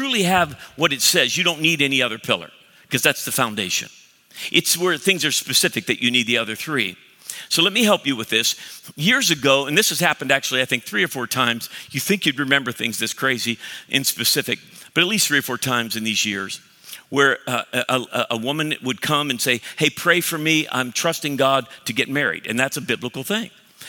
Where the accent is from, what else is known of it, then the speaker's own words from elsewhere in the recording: Cleveland, Ohio, United States; So I'm from Cleveland, I'm offended.